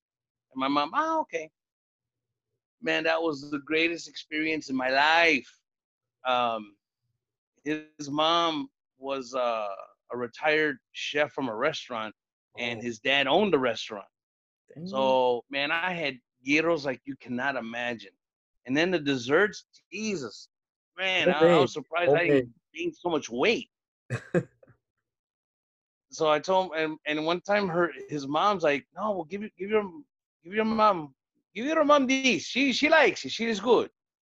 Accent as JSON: {"language": "English", "town": "Hammond", "region": "Indiana", "country": "United States", "tie": "born or raised there", "said": "But we went to the Greek restaurants where I grew up in Hammond and in the town over called Highland, Indiana."}